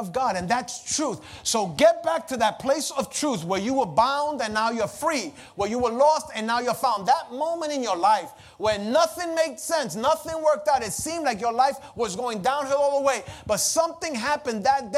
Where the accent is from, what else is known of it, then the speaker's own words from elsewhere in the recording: New York City, New York, United States; when I was a young kid growing up in the Lower East Side, lived on Pitt Street